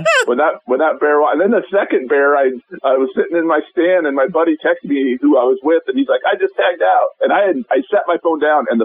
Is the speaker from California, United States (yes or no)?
no; Sidney, Nebraska, United States; I live in the Panhandle, just north of Sydney. You know, I grew up in Sydney. I worked at Cabela's for a long time, so... and I still live out here on the family farm just north of Sydney.